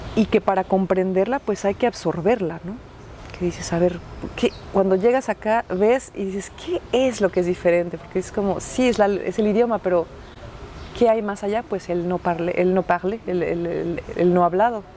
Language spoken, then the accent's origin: Spanish; Mexico; now in Quebec, Canada; yo no es que soy mexicana, es que amo ser mexicana